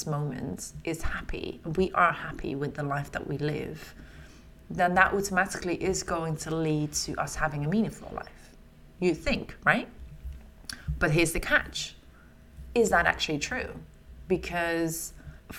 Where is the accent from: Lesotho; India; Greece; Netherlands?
Netherlands; now in London, United Kingdom; They have a lot of things from my home country.